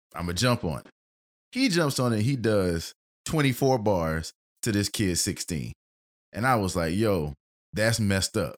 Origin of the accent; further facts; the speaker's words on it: United States; we grew up in Middletown Manor